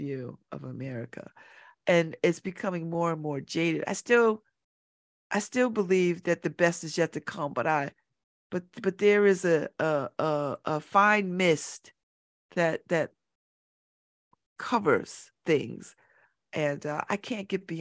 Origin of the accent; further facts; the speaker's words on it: United States; I'm an American. You know, I'm generations in, right? generations in, American